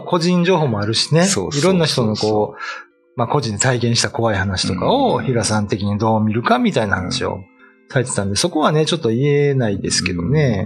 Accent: Kyoto, Japan; now in Okinawa, Japan; 僕、まあ、出身京都ですけど

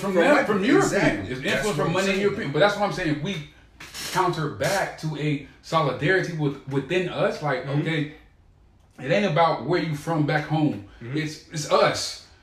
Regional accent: United States

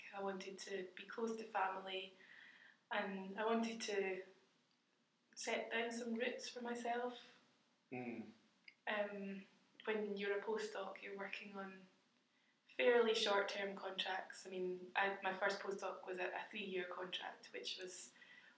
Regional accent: Glasgow, Scotland, United Kingdom; moved away as an adult; also born or lived in Dundee / Birmingham; I'm a Glasgow girl.

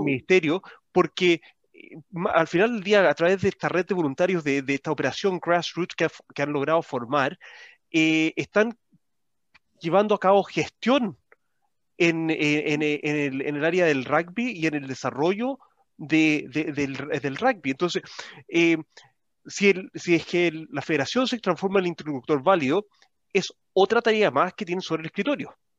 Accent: Chile; como chilenos

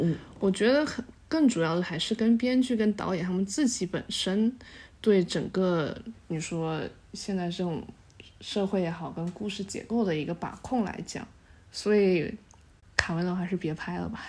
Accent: Guangdong, China; moved away as an adult; also born or lived in United States; 我是潮汕人，然后本身潮汕有很比较浓厚的宗族文化

